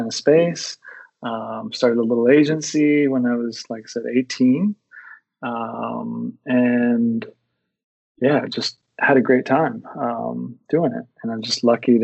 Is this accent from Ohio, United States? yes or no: no; Texas, United States; moved away as an adult; now in Perth, Australia; I'm originally from Texas. If you haven't told yet from my accent, I'm currently living in Australia